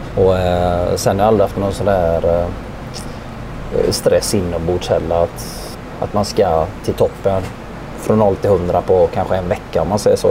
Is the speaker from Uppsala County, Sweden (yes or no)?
no; Gothenburg, Västra Götaland, Sweden; jag är uppvuxen i, i Biskopsgården här på Hisingen